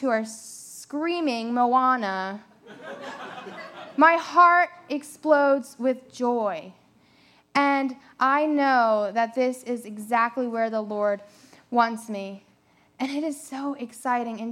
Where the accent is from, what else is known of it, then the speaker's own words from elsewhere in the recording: Delaware, United States; moved away as an adult; also born or lived in South Carolina; now in Myrtle Beach, United States; I'm originally from Delaware. I moved down here about 4 years ago to go to Coastal Carolina University